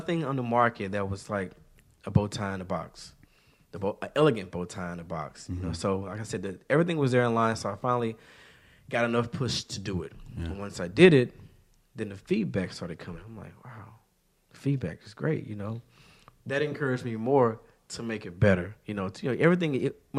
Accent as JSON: {"language": "English", "town": "Shreveport", "region": "Louisiana", "country": "United States", "tie": "born or raised there", "moved": "as an adult", "lives_now": "Houston, United States", "said": "I'm not a Houston native. I'm born and raised in Shreveport, Louisiana"}